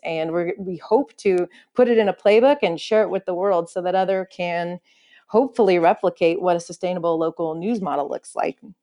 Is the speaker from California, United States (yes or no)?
yes; Silicon Valley, California, United States; I grew up in the Silicon Valley